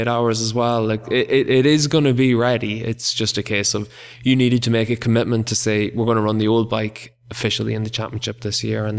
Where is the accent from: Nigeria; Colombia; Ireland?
Ireland; I'm from Ireland.